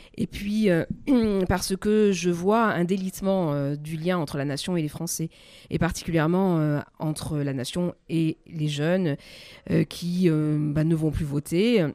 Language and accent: French; France; toutes ces valeurs qui font que nous sommes Français